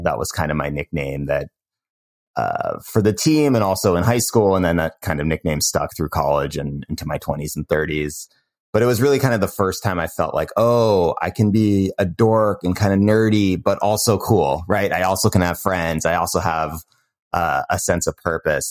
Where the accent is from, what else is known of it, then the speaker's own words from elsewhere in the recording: Cambridge, Massachusetts, United States; moved away; also born or lived in Bay Area, California; I grew up in Cambridge, Massachusetts